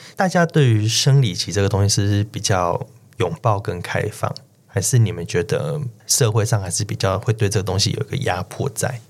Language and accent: Chinese; Taichung, Taiwan; 我的老家在台中，然后乡下